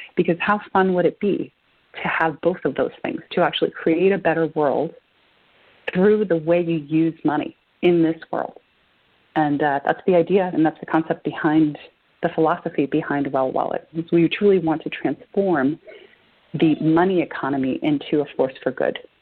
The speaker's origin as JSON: {"language": "English", "country": "Argentina", "moved": "yes", "lives_now": "United States", "said": "I'm an immigrant. I'm originally from Argentina"}